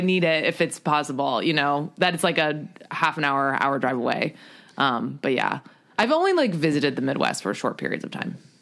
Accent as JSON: {"language": "English", "country": "U.S. Virgin Islands", "tie": "born or raised there", "also_born_or_lived": "New York", "moved": "as an adult", "said": "I am from Saint Croix in the U S Virgin Islands"}